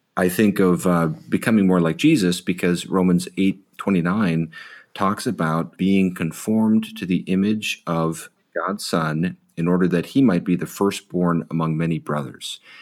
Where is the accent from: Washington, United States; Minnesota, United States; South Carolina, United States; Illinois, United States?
Illinois, United States; Chicago; also born or lived in Sierra Madre, California; now in Ojai, United States; I grew up in the Chicago suburbs